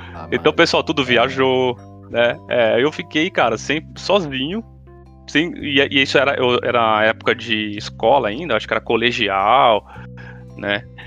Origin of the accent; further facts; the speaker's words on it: São Paulo, Brazil; eu morei minha vida inteira em Itaquera